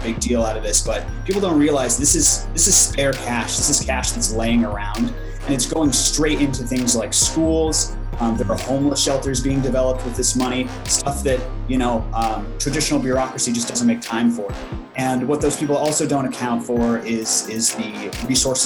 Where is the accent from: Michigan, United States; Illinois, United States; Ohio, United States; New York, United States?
Illinois, United States; my home state of Illinois